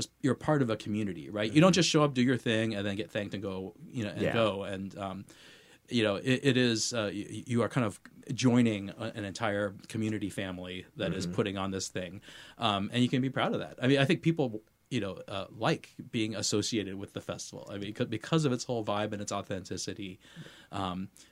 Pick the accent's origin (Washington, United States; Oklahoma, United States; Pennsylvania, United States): Washington, United States; Seattle; also born or lived in White Center / Mercer Island; I grew up here in Seattle